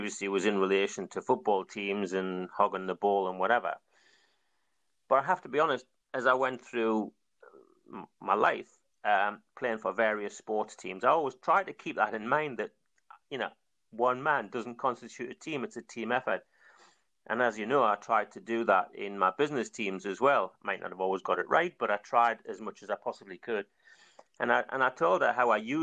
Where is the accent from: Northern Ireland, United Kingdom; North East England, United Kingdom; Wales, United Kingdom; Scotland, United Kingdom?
North East England, United Kingdom; North Seaton; I'm from North Seton. Went to North Seton Colliery originally.